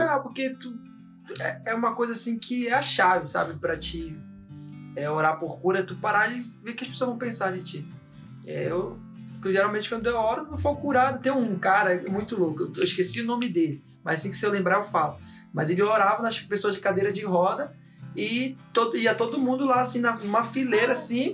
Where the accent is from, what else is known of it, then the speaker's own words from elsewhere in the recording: Belém, Pará, Brazil; eu nasci em Belém